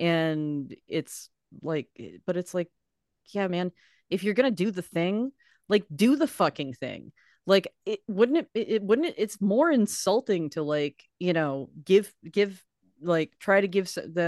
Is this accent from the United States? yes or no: yes; Reading, Massachusetts, United States; I remember growing up in Reading